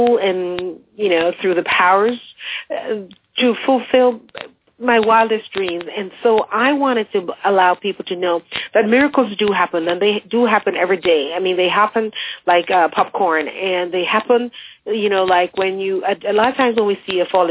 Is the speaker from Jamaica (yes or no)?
yes; Jamaica; moved away as an adult; also born or lived in England; now in United States; I grew up in Jamaica